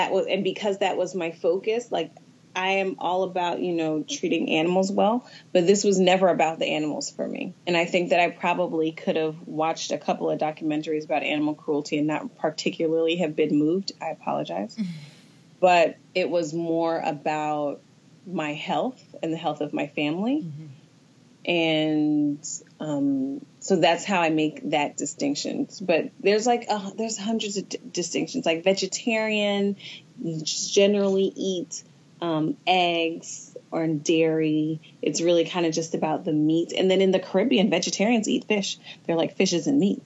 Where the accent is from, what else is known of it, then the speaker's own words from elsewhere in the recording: Atlanta, Georgia, United States; I'm from Atlanta.